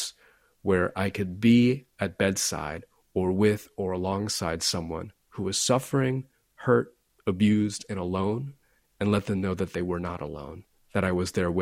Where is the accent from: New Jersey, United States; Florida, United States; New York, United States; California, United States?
Florida, United States; I grew up in Florida, which is not always a friendly place.